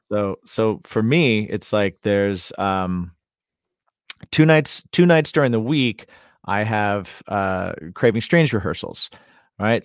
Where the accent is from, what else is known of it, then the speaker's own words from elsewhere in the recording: Indiana, United States; I'm from Indiana